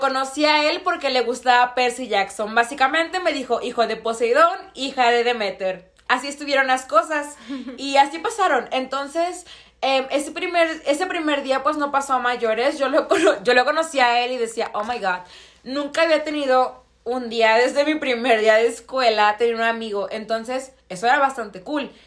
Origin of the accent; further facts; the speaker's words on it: Tabasco, Mexico; moved away; Yo vengo de un estado de, bueno, del estado de Tabasco